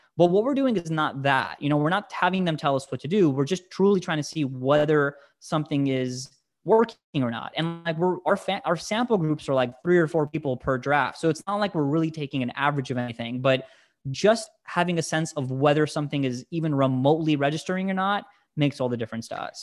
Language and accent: English; United States; English is a second language; I'm an immigrant. I came to this country when I was, you know, four months old, but, but still, you know, growing up in a house of immigrants and English is my second language